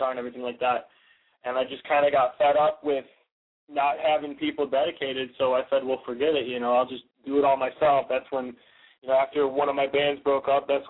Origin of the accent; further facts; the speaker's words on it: about half hour north of Detroit, Michigan, United States; I actually grew up, we both grew up about 40 minutes north, about a half hour north of Detroit